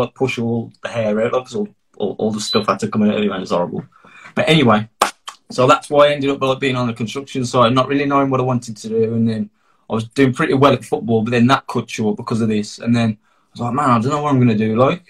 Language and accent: English; Darlaston, West Midlands, United Kingdom; also born or lived in Tipton / Wolverhampton; now in Sedgley, United Kingdom; 30, turned 30 earlier in about 4 weeks ago, man, horrible. But yeah, so I grew up in Darlaston, so that's like Walsall area. Then I moved to Tipton, which is a Dudley area, and now I'm based in Sedgley, which is also a Dudley area.